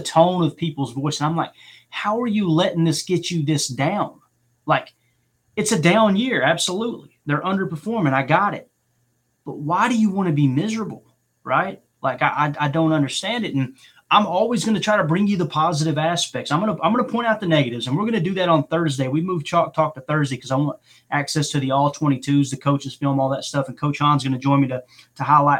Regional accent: Chicago, Illinois, United States; I grew up in Chicago in the 90s

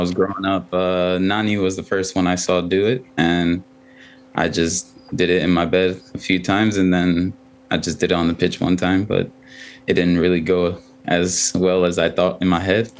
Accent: Ghana; first language Twi; English is a second language; also born or lived in Spain; I speak 2. I speak English and my native language, which is Twi in Ghana, and hopefully French soon.

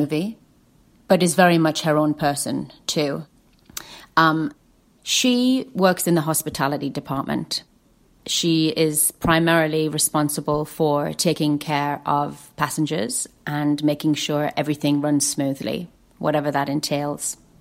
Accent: Lake District, North West England, United Kingdom; I grew up in the Lake District

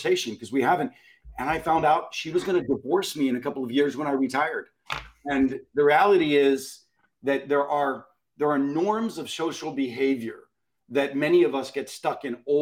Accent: Pittsburgh, Pennsylvania, United States; I grew up in Pittsburgh in the 70s

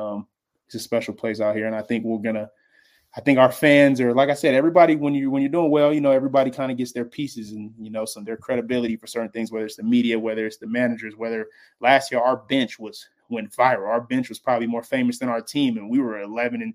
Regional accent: California, United States; I'm from California

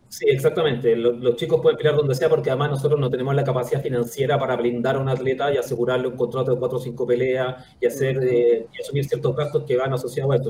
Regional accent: Chile; nosotros acá en Chile

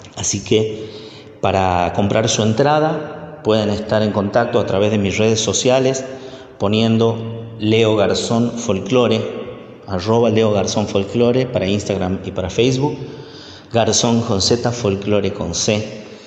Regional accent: Tucumán, Argentina; now in Buenos Aires, Argentina; soy músico tucumano, vivo en Buenos Aires hace algunos años

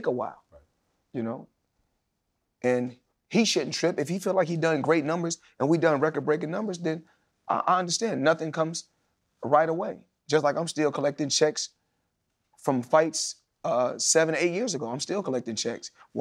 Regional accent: United States; I'm a Black American.

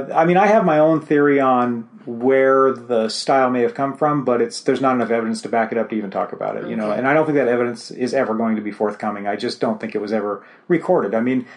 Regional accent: American West, Idaho Rockies, United States; I grew up in a place where we had Forest Service land on one side and BLM land on the other side at 5,000 feet in the Idaho Rockies.

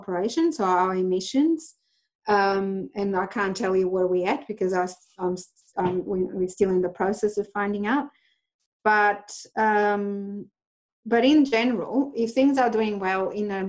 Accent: Portugal; moved away as an adult; now in Australia; I am Portuguese. I came here 12 years ago

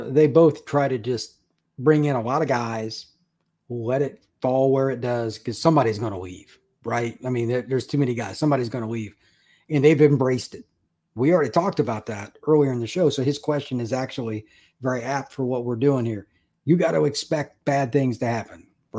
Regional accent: Big Ten country, Midwest, United States; I grew up in Big Ten country. There's nothing here but corn.

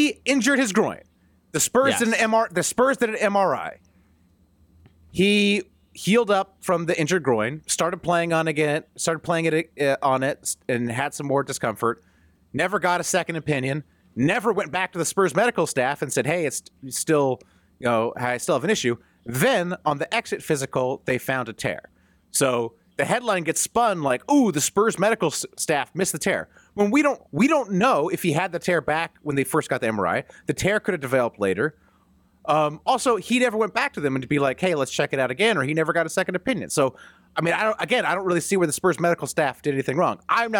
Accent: United States; And as an American, I just assume that all of Canada is exactly the same

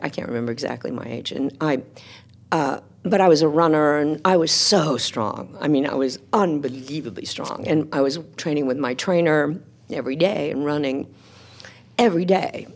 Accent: Texas, United States; moved away as an adult; as a teenager growing up in Texas

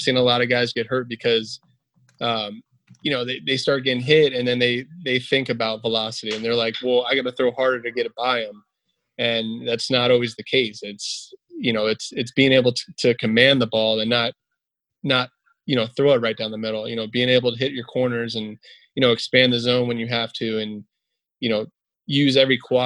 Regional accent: South Florida, United States; growing up in South Florida

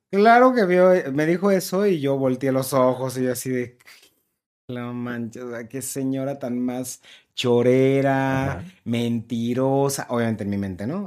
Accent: Guadalajara, Jalisco, Mexico; yo soy de Guadalajara

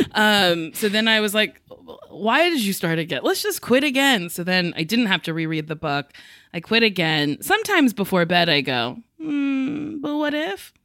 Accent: New Jersey, United States; I'm from Jersey

